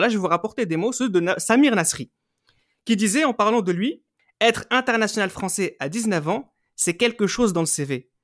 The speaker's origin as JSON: {"language": "French", "country": "France"}